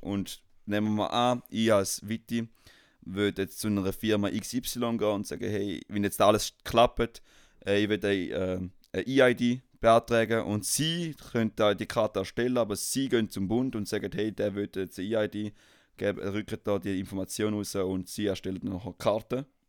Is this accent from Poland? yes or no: no; Switzerland; wir als Schweizer